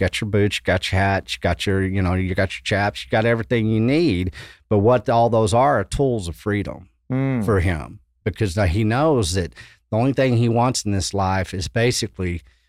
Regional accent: West Texas, United States; moved away; also born or lived in Austin, Texas; I come from West Texas. When I got to Austin, you know, I started pursuing, you know, the water because I grew up in West Texas. It's freaking desert.

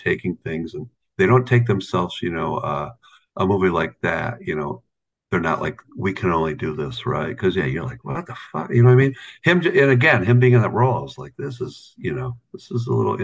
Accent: Watertown, New York, United States; I grew up in Watertown, New York

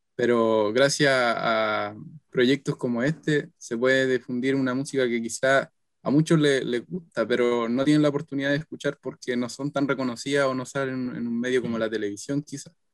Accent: Chile; soy chileno

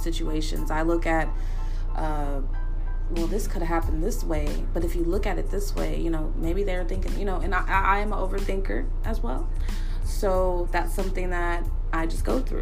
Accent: Dallas, Texas, United States; I'm from Dallas, Texas, and I currently reside in Dallas, Texas

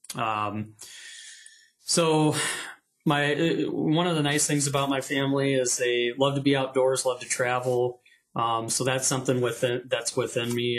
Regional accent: South Bend, Indiana, United States; I was born in South Bend, Indiana.

